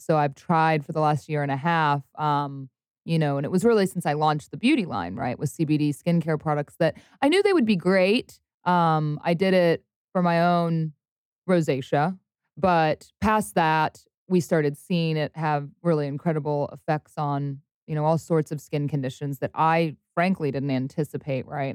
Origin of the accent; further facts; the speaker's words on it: Cincinnati, Ohio, United States; moved away; also born or lived in Louisville, Kentucky; I grew up in Cincinnati, Ohio